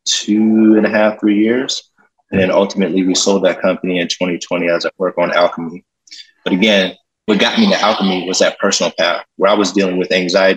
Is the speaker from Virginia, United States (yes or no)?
no; Pittsburgh, Pennsylvania, United States; I'm originally from Pittsburgh, Pennsylvania, mm-hmm. born and raised